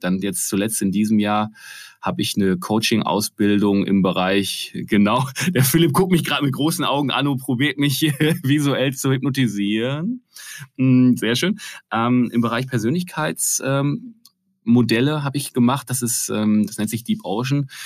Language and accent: German; Ruhr area, near Essen, North Rhine-Westphalia, Germany; dass Malte Krüger aus Essen kommt, und zwar der ist groß geworden, ich glaube, lass es wenn überhaupt zehn Kilometer von da sein, wo ich groß geworden bin